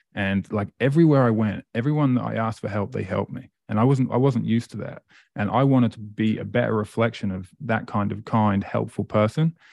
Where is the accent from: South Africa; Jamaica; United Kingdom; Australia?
United Kingdom; Great Yarmouth, East of England; moved away as an adult; also born or lived in Presque Isle, Maine; now in Amherst, Canada; I grew up in England, a place called Great Yarmouth